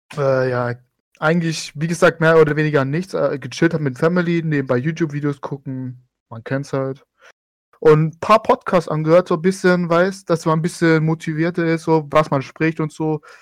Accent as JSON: {"language": "German", "town": "Stuttgart", "region": "Baden-Württemberg", "country": "Germany", "said": "Ich komme aus Baden-Württemberg, Acker aus Stuttgart."}